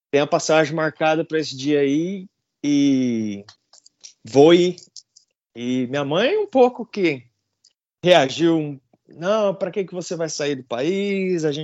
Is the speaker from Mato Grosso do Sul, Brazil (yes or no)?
yes; Campo Grande, Mato Grosso do Sul, Brazil; moved away as an adult; now in United States; eu sou um cara simples, venho de Campo Grande, Mato Grosso do Sul, pantaneiro.